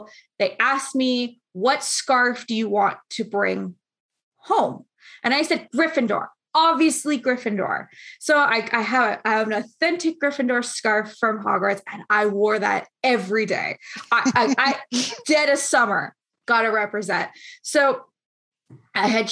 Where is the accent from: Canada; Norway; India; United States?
Canada